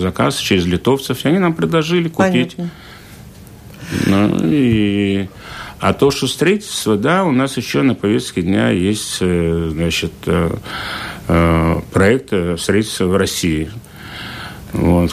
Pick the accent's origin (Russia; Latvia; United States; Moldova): Latvia; Liepāja, Kurzeme; где я родился в Лепо